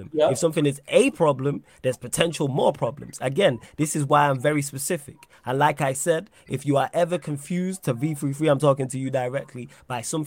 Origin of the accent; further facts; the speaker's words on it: England, United Kingdom; I'm English born and bred